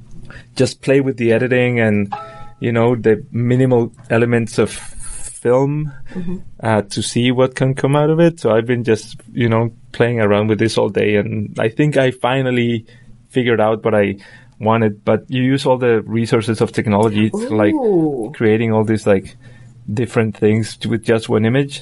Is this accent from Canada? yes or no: no; Colombia; English is a second language; moved away; I'm from Colombia